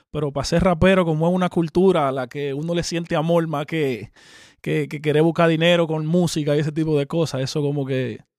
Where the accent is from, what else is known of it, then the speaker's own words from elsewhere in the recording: Dominican Republic; moved away as an adult; now in Miami, United States; Yo soy el único dominicano que anda hangue en Miami con los raperos cubanos mío.